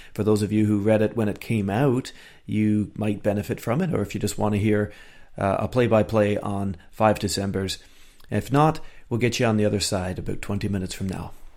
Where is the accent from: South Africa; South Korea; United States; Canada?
Canada; Eastern Canada; now in Scotland; Growing up in the east of Canada